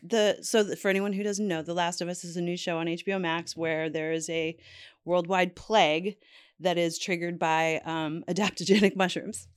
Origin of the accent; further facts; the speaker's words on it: Canada; I'm Canadian